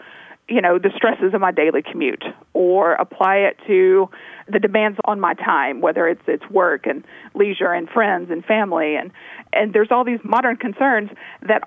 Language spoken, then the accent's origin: English; Tennessee, United States; I grew up in Tennessee, and so I'm familiar with a lot of rural towns throughout the South